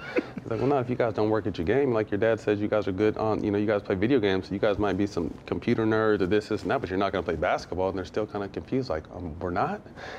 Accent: California, United States; I grew up in Cali. I'm a Showtime Magic Johnson dude.

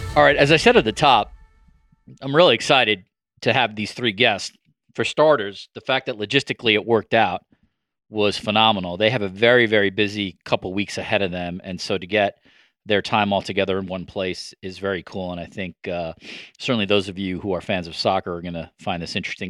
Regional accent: New York, United States; moved away as an adult; now in Toronto, Canada; I'm a longtime New Yorker

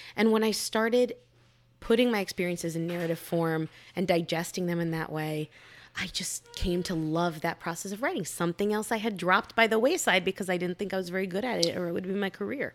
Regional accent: Miami, Florida, United States; moved away; my hometown of Miami

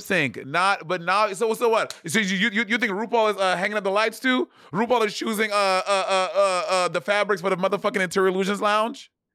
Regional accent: New York, United States; I'm African. I'm from New York.

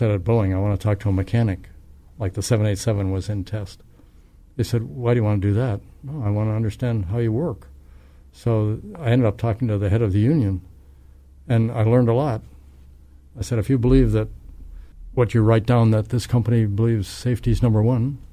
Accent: Canada; moved away as an adult; now in United States; I'm from Canada.

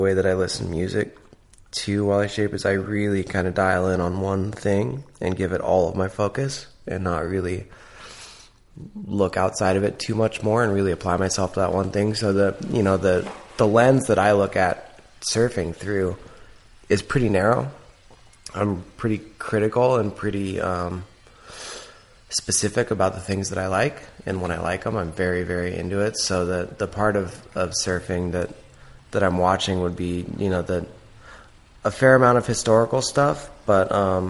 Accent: Seattle, Washington, United States; But I was born and raised in Seattle. And my dad was a little bit of a surfer and my uncle's a surfer.

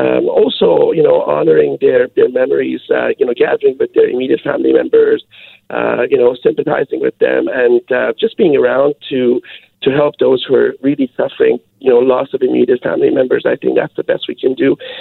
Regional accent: Canada; born there; I think, it's no longer immigrants I'm Canadian born.

